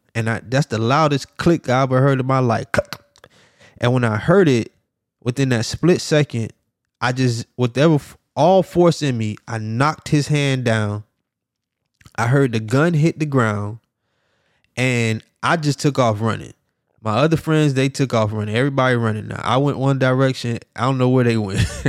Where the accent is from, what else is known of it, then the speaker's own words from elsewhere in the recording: Miami, Florida, United States; also born or lived in Jacksonville, Florida; I'm from Miami, Florida, Dade County.